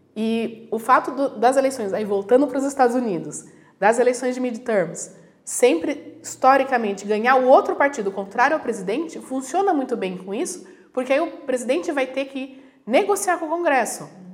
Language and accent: Portuguese; Brazil; Eu nasci no Brasil, então eu sou brasileira, mas eu nasci de, de filha de italianos, então eu sou italiana